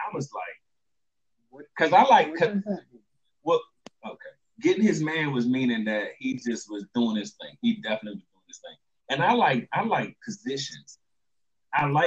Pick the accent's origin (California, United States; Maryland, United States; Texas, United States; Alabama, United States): Maryland, United States; also born or lived in Washington, D.C.; I grew up in Maryland